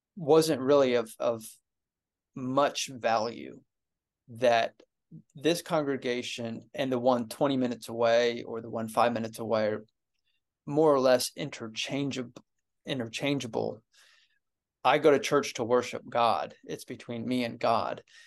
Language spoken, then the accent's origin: English; Ohio, United States; moved away; I was at my church growing up in Ohio